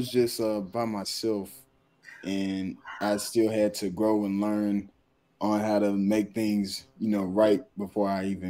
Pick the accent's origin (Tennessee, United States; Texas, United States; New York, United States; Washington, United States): Tennessee, United States; Memphis; I'm from Memphis. I was born here, raised here, been here all my life. My alma mater is Bartlett High School.